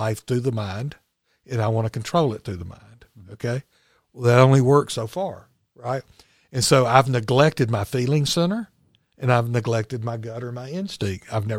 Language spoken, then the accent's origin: English; Chelsea, Alabama, United States; Well, I'm from Chelsea.